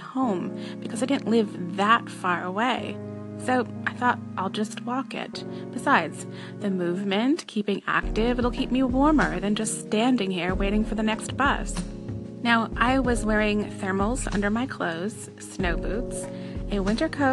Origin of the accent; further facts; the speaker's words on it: United States; moved away as an adult; also born or lived in Pennsylvania / upstate New York; now in Canada; the snow in the areas of Canada that I've lived in is not what I was used to from Pennsylvania or upstate New York.